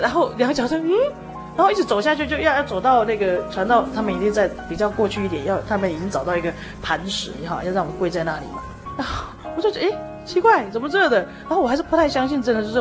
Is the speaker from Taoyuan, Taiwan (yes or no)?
no; Puli, Nantou County, Taiwan; moved away as an adult; also born or lived in Germany / Taichung; 本来我们家是住在埔里，这样，那搬到台中嘛